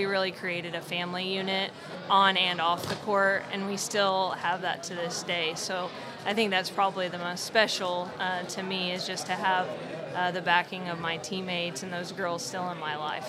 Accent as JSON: {"language": "English", "town": "Broken Arrow", "region": "Oklahoma", "country": "United States", "said": "I'm from Broken Arrow."}